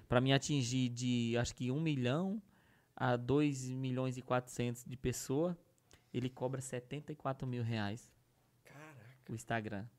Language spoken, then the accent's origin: Portuguese; Northeast Region, Brazil; eu sou do Nordeste